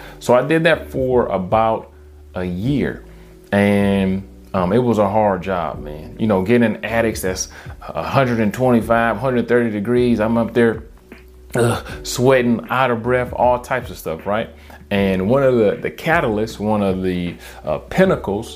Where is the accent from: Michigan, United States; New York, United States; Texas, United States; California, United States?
Michigan, United States; Detroit; born or raised there; moved away as an adult